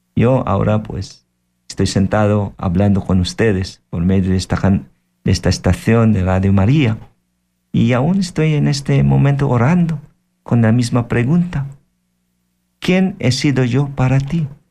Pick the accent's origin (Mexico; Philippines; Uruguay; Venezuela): Philippines; Spanish is a second language; moved away; En mi país, yo soy de Filipinas